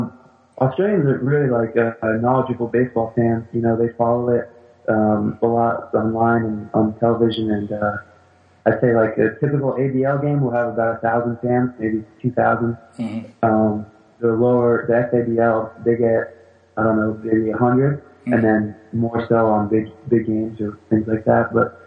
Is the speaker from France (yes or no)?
yes; France; born there; I was born in France, and I always wanted to play for the national team once I found out they had one.